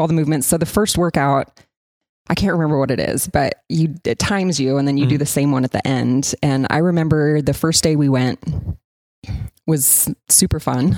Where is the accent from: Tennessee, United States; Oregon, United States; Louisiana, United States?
Oregon, United States; Coos Bay; moved away; I'm from Coos Bay, Oregon